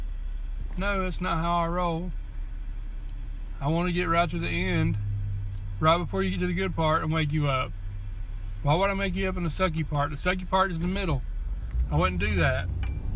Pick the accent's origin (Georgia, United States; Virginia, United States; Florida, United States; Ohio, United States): Georgia, United States; accent: southern, country accent; moved away; I'm Southern. I'm from Georgia. Born and raised in Georgia. I don't live in Georgia anymore.